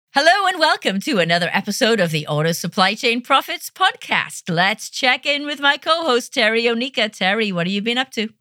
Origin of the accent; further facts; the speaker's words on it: United Kingdom; I'm a Brit